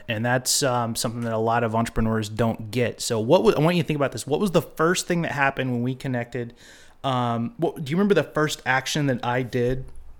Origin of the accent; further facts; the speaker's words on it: Eureka, California, United States; No, I grew up in Eureka, California, which is up in Humboldt.